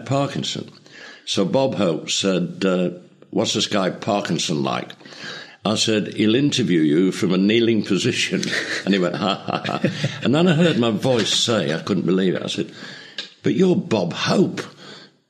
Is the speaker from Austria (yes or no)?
no; Leeds, Yorkshire and the Humber, United Kingdom; moved away; my hometown Leeds